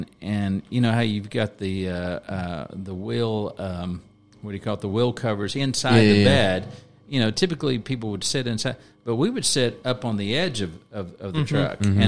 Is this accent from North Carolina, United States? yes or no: no; Prairie Grove, Arkansas, United States; In Prairie Grove.